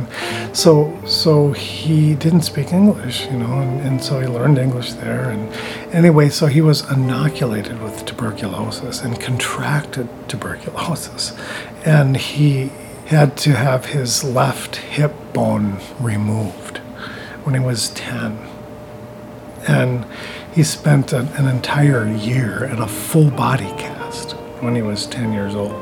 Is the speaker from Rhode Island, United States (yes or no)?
yes; Rhode Island, United States; also born or lived in New York / St. Paul, Minnesota; now in Grand Portage, United States; I was born in New York and raised in Rhode Island. Moved to St. Paul in 1970. Moved up to Grand Portage here in 2000